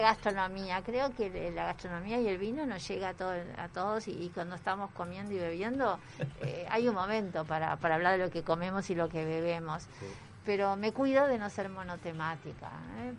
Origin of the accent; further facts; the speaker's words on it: Uruguay; nos va a gustar mucho como uruguayos